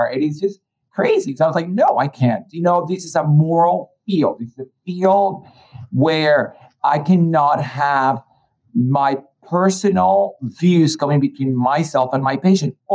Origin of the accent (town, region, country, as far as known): Colombia; born or raised there; now in United States